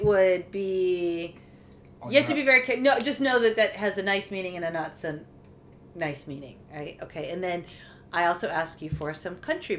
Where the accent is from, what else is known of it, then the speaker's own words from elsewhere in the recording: United States; now in France; as an American